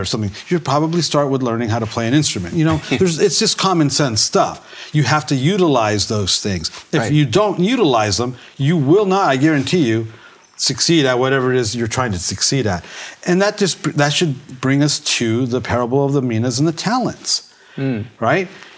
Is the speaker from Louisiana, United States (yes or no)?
no; Burbank, California, United States; I'm from LA, I'm from Hollywood, I'm from Burbank, the media capital of the world